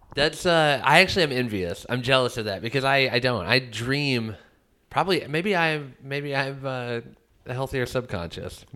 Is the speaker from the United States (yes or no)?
yes; Midwest, United States; I was raised in the Midwest